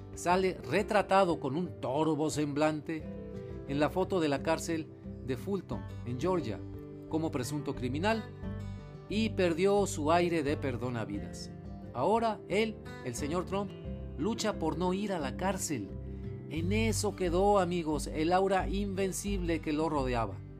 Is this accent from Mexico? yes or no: yes; Mexico; como mexicano